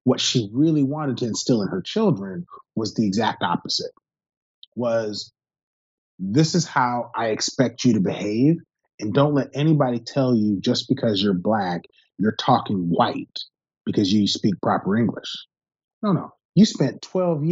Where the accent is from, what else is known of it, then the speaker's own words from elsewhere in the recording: Seattle, Washington, United States; I grew up in Seattle